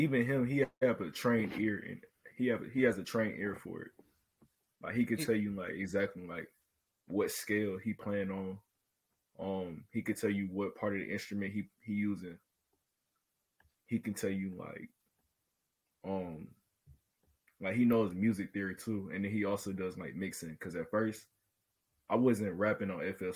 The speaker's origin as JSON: {"language": "English", "town": "Atlanta", "region": "Georgia", "country": "United States", "said": "I'm 16. I'm from Atlanta, Georgia"}